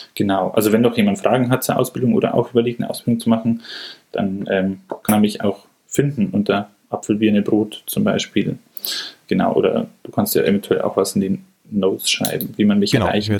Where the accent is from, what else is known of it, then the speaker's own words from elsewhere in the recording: Munich, Bavaria, Germany; also born or lived in Freiburg; ich komme aus dem Münchner Norden